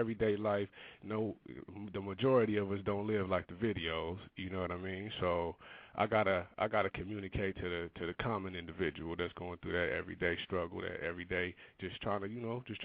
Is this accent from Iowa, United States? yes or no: no; Compton, California, United States; moved away; also born or lived in Rialto, California; I'm from Compton, California